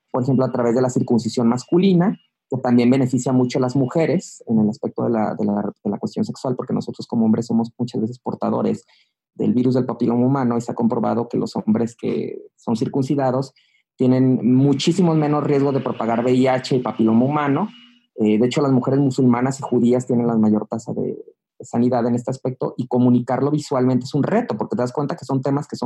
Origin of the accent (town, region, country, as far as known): Mexico